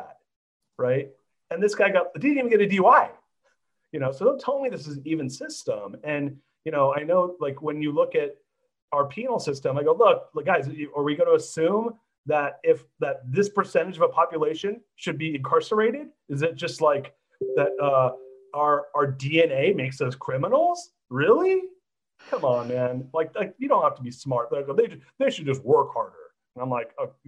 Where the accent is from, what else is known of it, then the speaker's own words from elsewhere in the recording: Orange County, California, United States; moved away as an adult; now in San Francisco, United States; I grew up in Orange County.